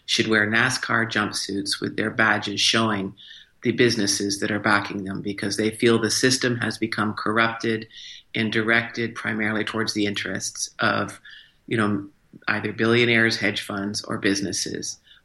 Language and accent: English; Morrison, Illinois, United States; also born or lived in Canada / Schenectady, New York; because I'm actually a dual citizen. I was born in Canada, but my father worked for General Electric. So I grew up in Morrison, Illinois, Schenectady, New York.